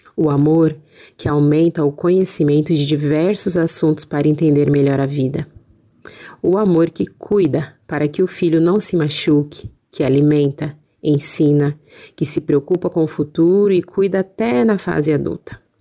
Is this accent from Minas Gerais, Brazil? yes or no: no; São Paulo, Brazil; Nasci e sempre morei em São Paulo